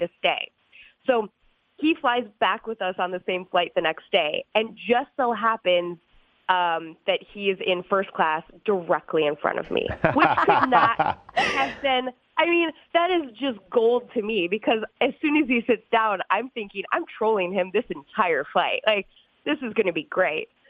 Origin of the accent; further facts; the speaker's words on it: St. Cloud, Minnesota, United States; also born or lived in New Hampshire; I was born in New Hampshire but grew up in St. Cloud, Minnesota